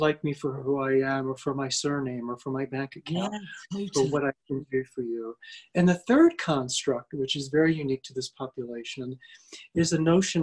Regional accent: United States; I grew up as a middle-class white male in America

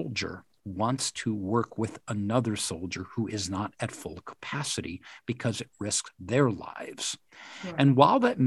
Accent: West Point, New York, United States; I had the good fortune of growing up on a military reservation. I grew up in West Point.

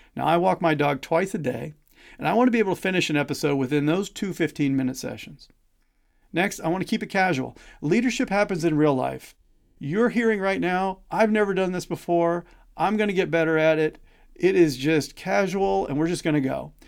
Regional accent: Missouri, United States; I grew up in Missouri, which is why you might detect a slight accent from time to time.

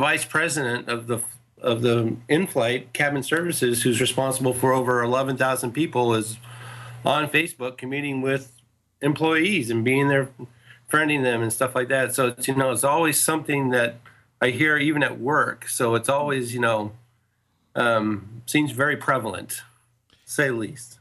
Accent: California, United States; also born or lived in northern Kentucky; now in Dallas, United States; being so far from home, I'm originally from California

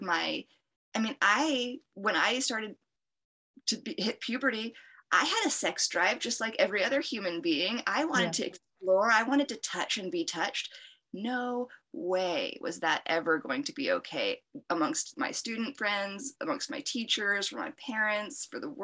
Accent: United States; as an American girl growing up

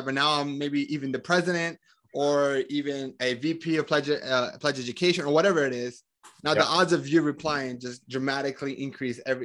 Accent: Colombia; now in United States; I'm from Colombia

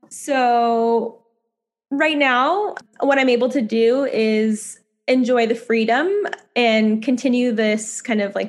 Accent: United States; moved away; also born or lived in San Francisco, California, United States; I grew up in Lake Tahoe and I really want to own a home there in my hometown.

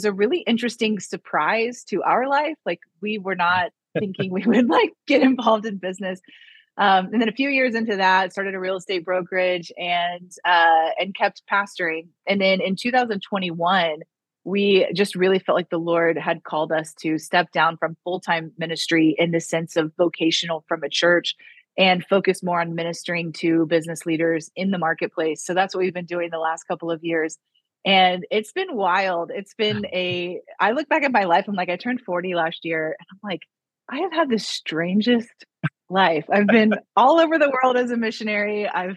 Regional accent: Missouri, United States; moved away as an adult; also born or lived in Waco, Texas / Norman, Oklahoma; I'm originally from Missouri and ended up in Waco, Texas, in college at Baylor

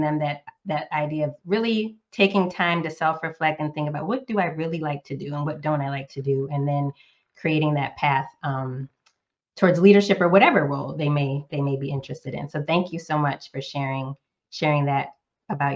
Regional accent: Northeast United States, United States; now in Southern United States; I'm a current Southerner, but I was born and raised in the Northeast United States

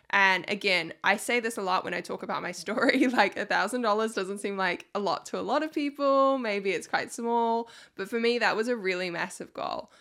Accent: New Zealand; I'm from New Zealand

